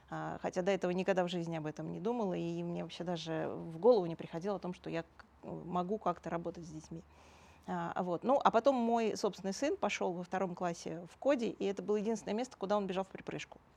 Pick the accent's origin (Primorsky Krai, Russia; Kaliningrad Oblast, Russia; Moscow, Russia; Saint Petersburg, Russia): Moscow, Russia; born there; Родилась в Москве.